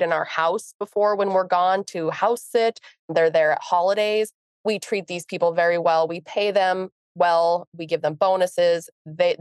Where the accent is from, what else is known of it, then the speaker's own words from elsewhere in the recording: Montana, United States; We're from Montana.